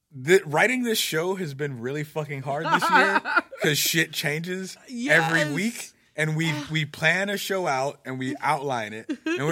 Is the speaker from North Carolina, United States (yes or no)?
yes; North Carolina, United States; It's my home state